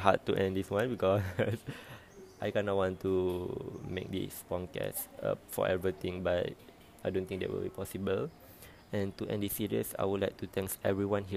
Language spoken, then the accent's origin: English; Malaysia; as a Malaysian